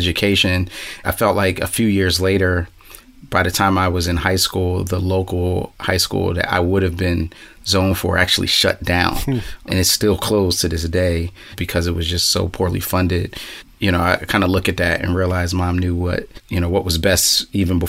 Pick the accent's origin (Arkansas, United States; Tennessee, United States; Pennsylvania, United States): Pennsylvania, United States; Philadelphia; I'm from Philly, like to say, in Northwest Philadelphia, born and raised